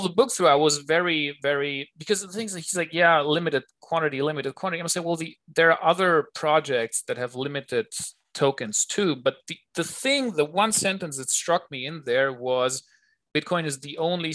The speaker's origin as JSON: {"language": "English", "country": "Germany", "tie": "born or raised there", "moved": "yes", "lives_now": "Switzerland", "said": "I grew up in Germany"}